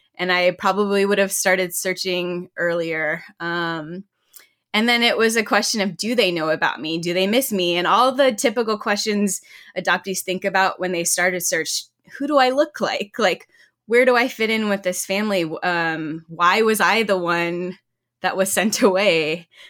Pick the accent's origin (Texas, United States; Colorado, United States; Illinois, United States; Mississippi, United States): Texas, United States; Southlake; also born or lived in Georgia, United States / Korea; we moved to South Lake, Texas